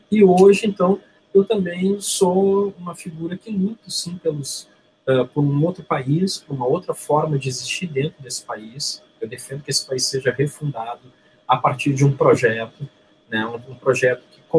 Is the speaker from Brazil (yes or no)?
yes; Rio de Janeiro, Brazil; also born or lived in Rio Grande do Sul; now in Porto Alegre, Brazil; Eu, eu nasci no Rio de Janeiro, mas tenho uma relação muito próxima com o Rio Grande do Sul. Minha mãe é gaúcha eu fui criado nos dois estados, né, no Rio de Janeiro e no Rio Grande do Sul.